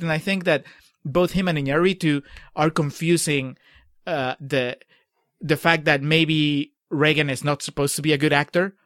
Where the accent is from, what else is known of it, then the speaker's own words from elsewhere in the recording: Peru; moved away; I grew up in Peru